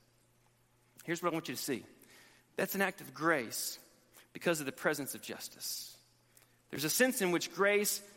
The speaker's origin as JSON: {"language": "English", "town": "Montgomery", "region": "Alabama", "country": "United States", "tie": "born or raised there", "moved": "as an adult", "lives_now": "Texas, United States", "said": "where I grew up in Montgomery, Alabama"}